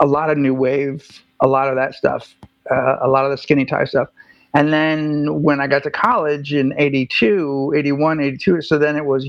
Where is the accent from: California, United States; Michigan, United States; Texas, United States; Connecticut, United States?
California, United States; San Francisco; also born or lived in Marin County, California; I grew up in San Francisco, California, in San Francisco and Marin